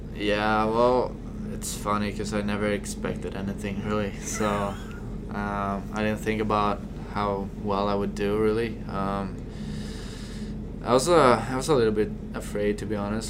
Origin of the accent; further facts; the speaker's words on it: Stockholm, Stockholm County, Sweden; moved away as an adult; also born or lived in Kearney, Nebraska; now in United States; I came from Stockholm, the biggest city back from back home